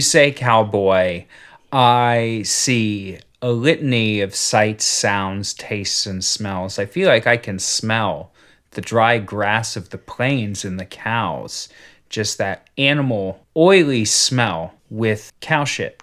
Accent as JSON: {"language": "English", "country": "United States", "said": "I'm American. I speak one language."}